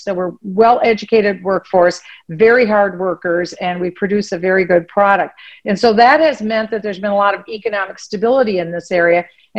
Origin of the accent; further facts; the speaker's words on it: Minnesota, United States; Well, of course, this is my home state. I love this state of Minnesota.